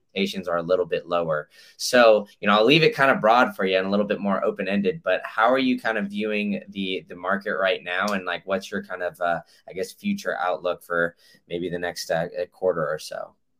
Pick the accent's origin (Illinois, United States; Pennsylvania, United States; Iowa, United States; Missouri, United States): Illinois, United States; Chicago; moved away; originally from Chicago